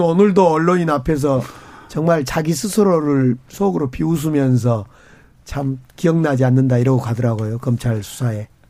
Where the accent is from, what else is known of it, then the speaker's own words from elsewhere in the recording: Gwangju, South Korea; 광주, 이제 저희 광주 출신이고